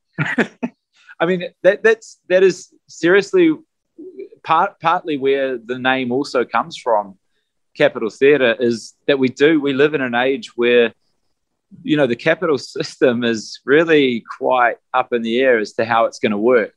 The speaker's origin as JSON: {"language": "English", "country": "New Zealand", "said": "we're from New Zealand"}